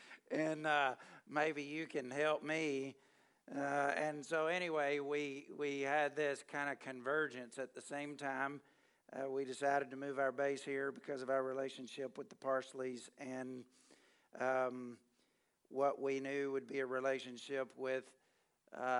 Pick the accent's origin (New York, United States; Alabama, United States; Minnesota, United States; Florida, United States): Alabama, United States; moved away; I grew up in Alabama